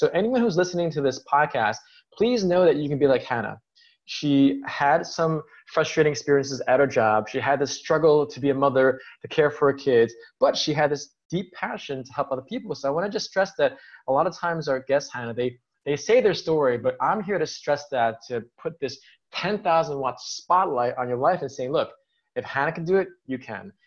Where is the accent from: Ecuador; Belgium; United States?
United States; as an American